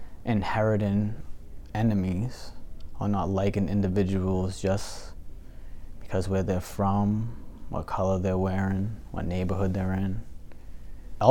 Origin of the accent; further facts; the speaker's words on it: Revere, Massachusetts, United States; I was born and raised in the city of Revere